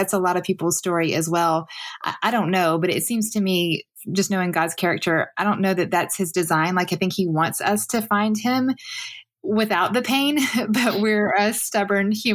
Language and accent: English; the South, United States